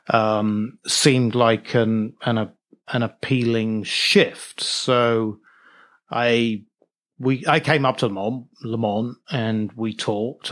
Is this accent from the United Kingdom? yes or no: yes; Norwich, East of England, United Kingdom; moved away as an adult; also born or lived in Liverpool / New York City; I'm from Norwich, England. I was born in Norwich, which is, uh, uh, a small city over in, near the east coast of England, about a hundred miles northeast of London. So that's where I was born, and that's where I lived until I went to university in Liverpool